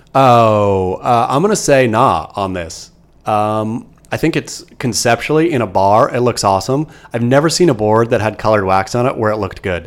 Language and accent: English; Oregon, United States; now in California, United States; growing up in Oregon